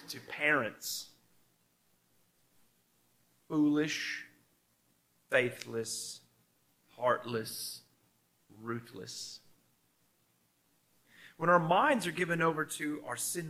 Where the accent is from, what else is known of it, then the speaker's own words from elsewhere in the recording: United States; now in Australia; in my home country of America